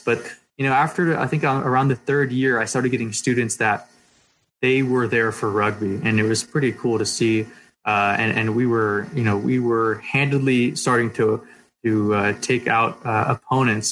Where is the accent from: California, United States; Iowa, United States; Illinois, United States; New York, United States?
California, United States; Poway; we grew up in Poway